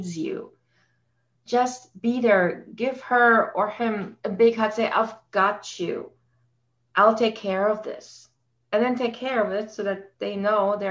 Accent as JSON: {"language": "English", "country": "Germany", "tie": "born or raised there", "moved": "as an adult", "lives_now": "Canada", "said": "I grew up in Germany and I came here to Canada after I met my husband, got married, and we live here now for 17 years"}